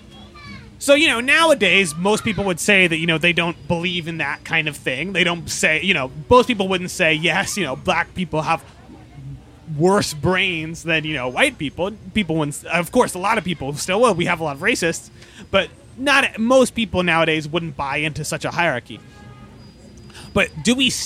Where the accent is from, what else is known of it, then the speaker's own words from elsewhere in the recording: Baltimore, Maryland, United States; where I'm from Baltimore, Maryland